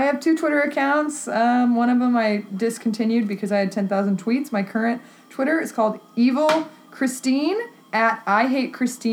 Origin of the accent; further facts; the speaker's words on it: Texas, United States; now in Chicago, United States; I grew up in Texas